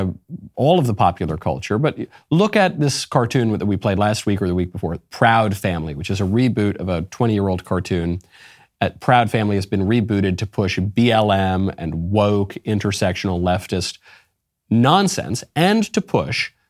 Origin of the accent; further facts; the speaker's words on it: Northeast, United States; moved away; I'm from the Northeast